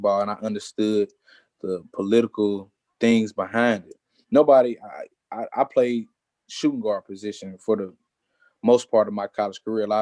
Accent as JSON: {"language": "English", "region": "Mississippi", "country": "United States", "said": "I was from Mississippi."}